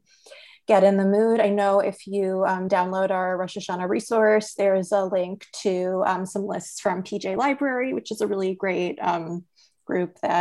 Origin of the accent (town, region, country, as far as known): San Francisco Bay Area, California, United States; born or raised there; moved away as an adult; now in Boston, United States